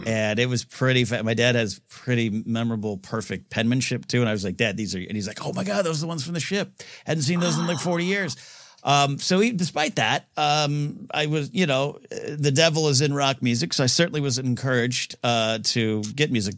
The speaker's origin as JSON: {"language": "English", "town": "Grover Beach", "region": "California", "country": "United States", "tie": "born or raised there", "said": "It turns into Grover Beach for those who keep score at home and live in my hometown area."}